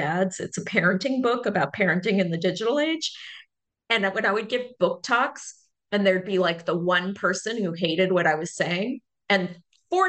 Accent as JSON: {"language": "English", "town": "Berkeley", "region": "California", "country": "United States", "tie": "born or raised there", "said": "I grew up in Berkeley and a child of academics"}